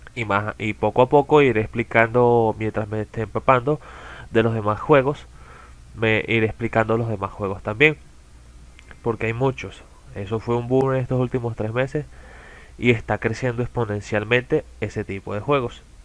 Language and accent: Spanish; Caracas, Capital District, Venezuela; soy de Venezuela, en las afueras de Caracas, más precisamente